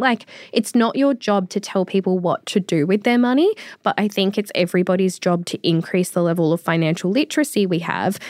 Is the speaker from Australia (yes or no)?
yes; Australia; as an Australian